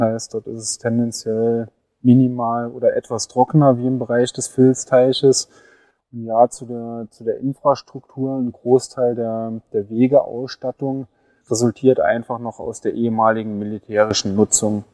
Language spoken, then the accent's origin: German; Saarland, Germany; moved away as an adult; now in Lusatia, Germany; Ich komme ursprünglich aus dem Saarland, äh, lebe aber seit über zehn Jahren in der Lausitz